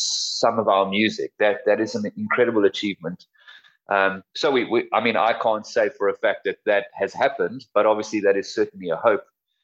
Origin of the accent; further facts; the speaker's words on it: South Africa; being a South African band and being South Africans